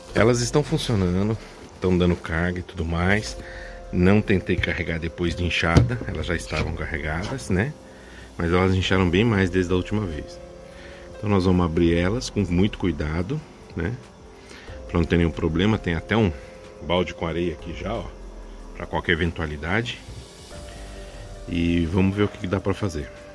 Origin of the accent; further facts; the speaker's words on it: Salesópolis, São Paulo, Brazil; sou aqui de Salesópolis, São Paulo